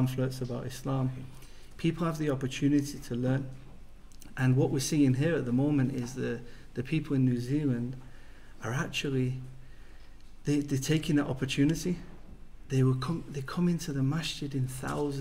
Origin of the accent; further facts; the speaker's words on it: England, United Kingdom; moved away as an adult; I come from England